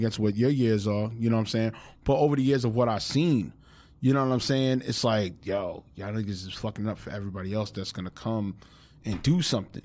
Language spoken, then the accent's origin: English; New York City, New York, United States; we're from New York